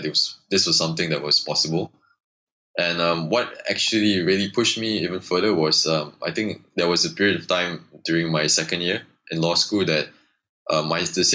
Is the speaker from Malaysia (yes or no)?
yes; Subang Jaya, Selangor, Malaysia; I grew up in Subang, USG4. So my school was 5 minutes away from me, primary school